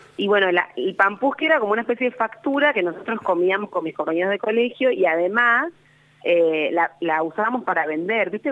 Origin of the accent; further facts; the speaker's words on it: Las Breñas, Chaco, Argentina; also born or lived in Buenos Aires / Resistencia; now in Rosario, Argentina; yo nací en Buenos Aires. Sí. En Capital. Sí. Y bueno, después me, o sea, soy hija de padres chaqueños, o sea, soy chaqueña, pero ah, bueno, sí, o viví ahí, después, eh, muy chiquita, volví al Chaco.